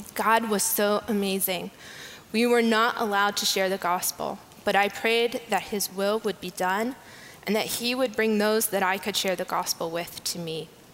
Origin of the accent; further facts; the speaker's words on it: United States; As an American